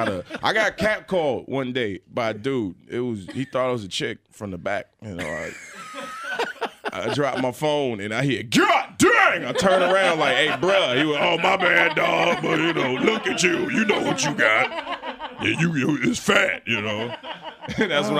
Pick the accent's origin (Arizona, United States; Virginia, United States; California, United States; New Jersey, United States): Virginia, United States; Chesapeake; I grew up in Chesapeake, Virginia.